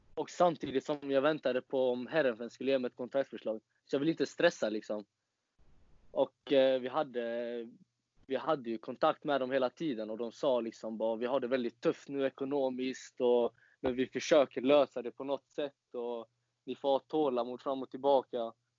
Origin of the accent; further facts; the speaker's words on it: Falkenberg, Halland County, Sweden; also born or lived in Varberg; föddes i Varberg faktiskt. Men har alltid bott i Falkenberg hela livet